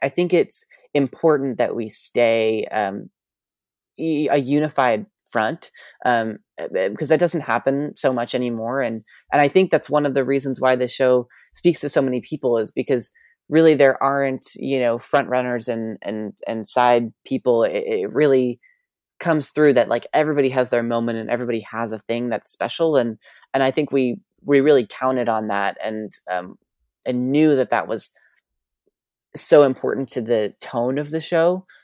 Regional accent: New York, United States; I grew up in New York

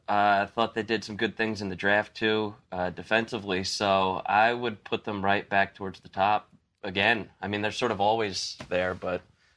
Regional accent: United States; because I'm from the New Jersey, sort of New York area.

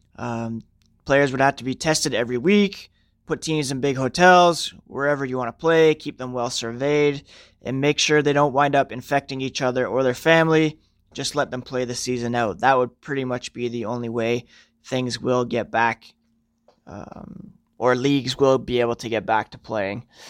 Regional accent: Ottawa, Ontario, Canada; also born or lived in North York, Toronto / Brockville, Ontario; spent most of my youth growing up in a suburb of Ottawa known as Nepean

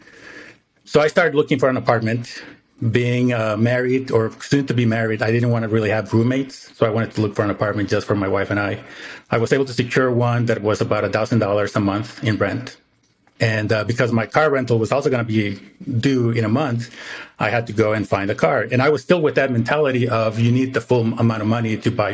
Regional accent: Mexico; moved away as an adult; now in United States; I was born in the States, but I didn't grow up in the States, right? So I grew up in Mexico.

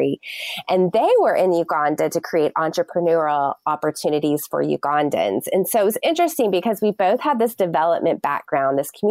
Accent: Texas, United States; I'm from Texas.

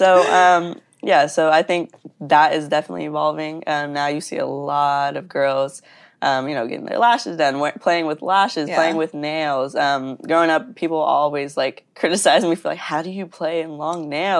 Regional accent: Texas, United States; moved away as an adult; I am from Texas.

